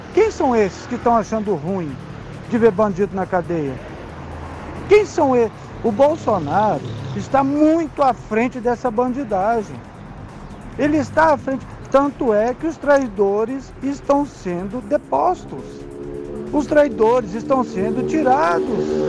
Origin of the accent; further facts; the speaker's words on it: Brazil; estamos no Brasil, somos brasileiros